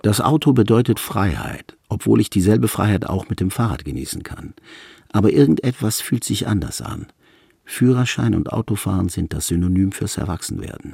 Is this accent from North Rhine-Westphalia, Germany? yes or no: yes; Krefeld, North Rhine-Westphalia, Germany; in meiner Heimatstadt